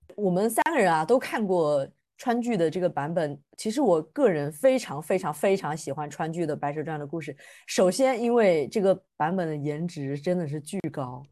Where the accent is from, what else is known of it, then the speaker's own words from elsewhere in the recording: Fujian, China; 他也是我们的大福建人，所以我们福建人浓度 up